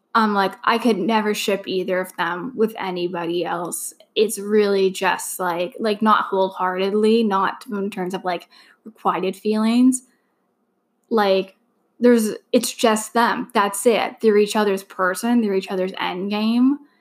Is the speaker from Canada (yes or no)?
yes; Canada; I'm also Canadian